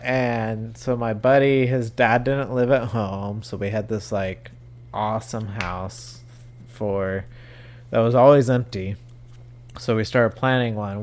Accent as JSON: {"language": "English", "region": "Southern California", "country": "United States", "tie": "born or raised there", "also_born_or_lived": "Wyoming", "moved": "as an adult", "said": "I grew up down in Southern California"}